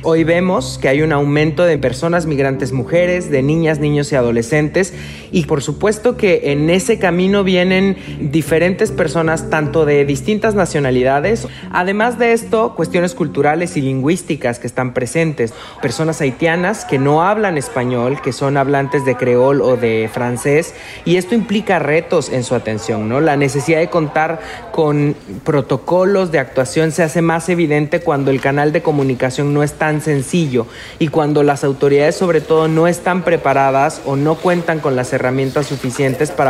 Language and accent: Spanish; Mexico